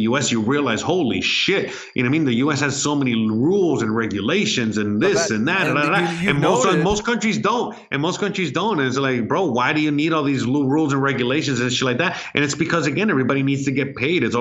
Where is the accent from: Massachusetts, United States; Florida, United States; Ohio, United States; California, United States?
Florida, United States; Miami; moved away as an adult; now in Mexico; I'm from Miami